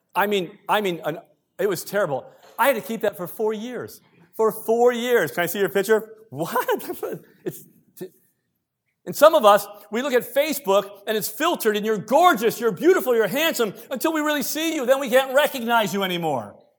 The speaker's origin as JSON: {"language": "English", "country": "United States", "tie": "born or raised there", "moved": "as an adult", "lives_now": "Canada", "said": "I'm an American by birth. If you didn't know that, some people say I have an accent. I don't believe I do. Twenty-one years here. American by birth, Canadian by choice"}